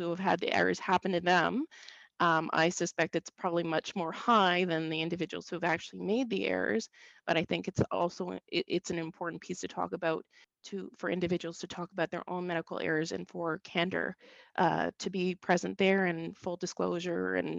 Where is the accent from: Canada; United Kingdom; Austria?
Canada; Saint John, New Brunswick; I grew up in St. John, New Brunswick, on the kind of the outskirts of the city.